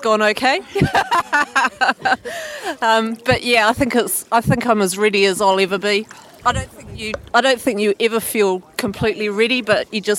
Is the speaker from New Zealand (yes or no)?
yes; Christchurch, Canterbury, New Zealand; meeting people back from my hometown in Christchurch